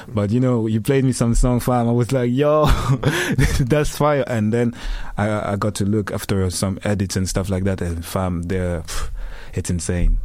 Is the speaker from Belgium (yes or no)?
yes; Liège, Wallonia, Belgium; I come from Belgium, Liège, Katmil. Ah, represent my city.